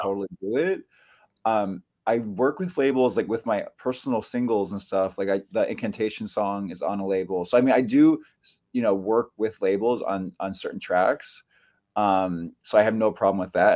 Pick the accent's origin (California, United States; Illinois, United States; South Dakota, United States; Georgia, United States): California, United States; Bay Area, Northern; now in New York City, United States; I grew up in California. I grew up in the Bay Area, um, Northern California